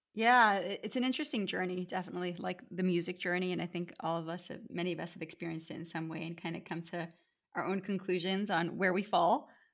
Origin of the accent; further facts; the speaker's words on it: United States; also born or lived in Erie, Pennsylvania / California; having been born and raised in America